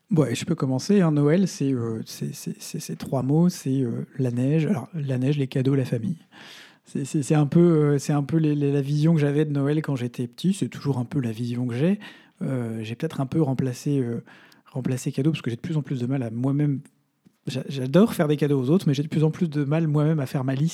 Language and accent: French; Haute-Savoie, Auvergne-Rhône-Alpes, France; chez moi, j'ai grandi en Haute-Savoie